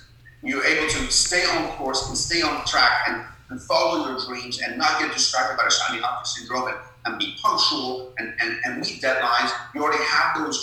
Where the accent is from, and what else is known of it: Sharon, Pennsylvania, United States; born or raised there; also born or lived in Tehran, Iran